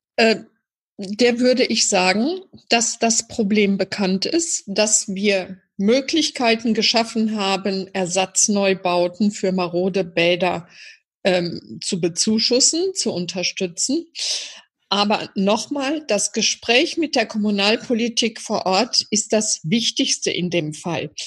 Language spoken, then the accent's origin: German; Iserlohn, North Rhine-Westphalia, Germany; in meiner Heimatstadt natürlich einen sehr engen Draht weil ich als kleines Mädchen hier schon im Turnverein gewesen bin